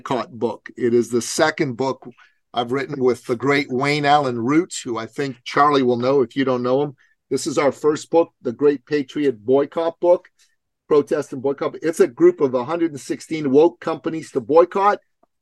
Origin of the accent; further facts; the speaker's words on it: Iran; moved away; I'm a Christian from Iran myself. We escaped the Islamic Revolution to come to the West.